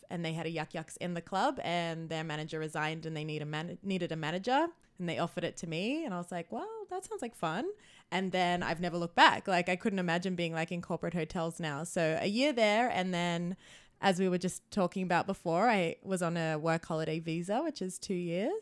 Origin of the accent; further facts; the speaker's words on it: New South Wales, Australia; also born or lived in Sunshine Coast, Queensland; now in Vancouver, Canada; I grew up in New South Wales, but then I lived on the sunshine coast of Queensland for a few years before I moved out here